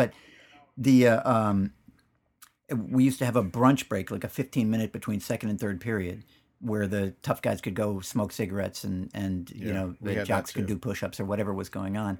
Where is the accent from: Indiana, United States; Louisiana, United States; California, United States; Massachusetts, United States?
California, United States; Danville; No, Danville, California, back before it's the Danville that it is now.